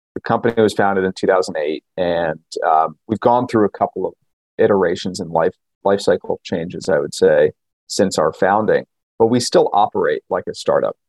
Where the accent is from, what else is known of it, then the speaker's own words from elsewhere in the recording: New York, United States; I grew up in New York